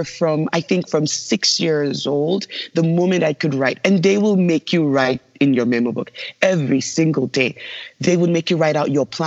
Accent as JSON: {"language": "English", "region": "Lagos", "country": "Nigeria", "tie": "born or raised there", "moved": "yes", "said": "I was born in Lagos, Nigeria"}